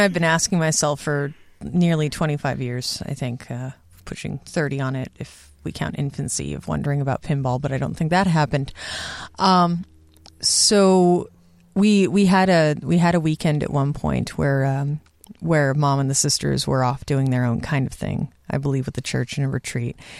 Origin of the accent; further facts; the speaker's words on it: Southern California, United States; my dad is in local politics in my hometown in Southern California